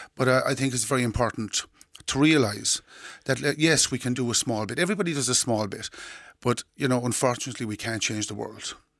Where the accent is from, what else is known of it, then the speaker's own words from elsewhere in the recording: Doolin, Munster, Ireland; when I was growing up in Doolin in the, in the sixties